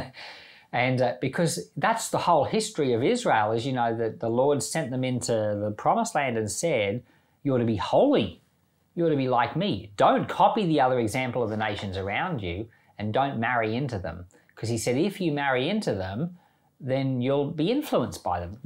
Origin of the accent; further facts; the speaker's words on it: Australia; I'm Australian